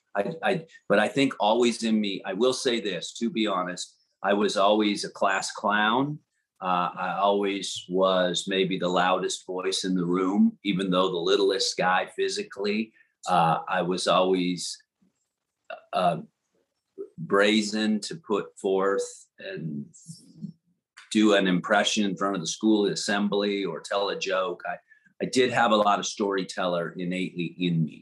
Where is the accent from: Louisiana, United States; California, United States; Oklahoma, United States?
Louisiana, United States; New Orleans; moved away as an adult; also born or lived in Florida / Texas; New Orleans, Louisiana, and uh, grew up there in the swamps in the South